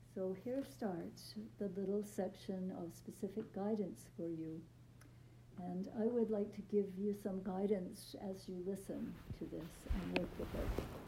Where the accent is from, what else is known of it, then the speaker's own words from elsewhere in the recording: Vancouver, British Columbia, Canada; moved away as an adult; also born or lived in Toronto; And I'm from Vancouver